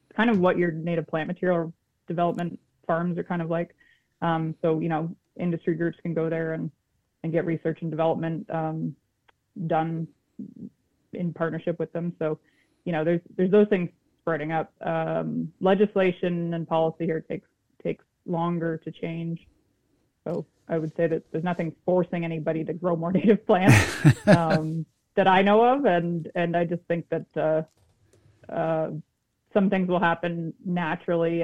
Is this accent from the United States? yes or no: no; Peterborough, Ontario, Canada; moved away as an adult; now in Fredericton, Canada; I grew up in Southern Ontario